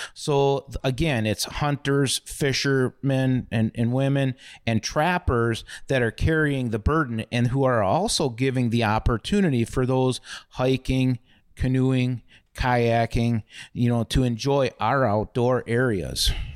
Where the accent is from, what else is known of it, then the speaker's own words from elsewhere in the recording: Milwaukee, Wisconsin, United States; I grew up in Milwaukee and Bayview, and growing up in the city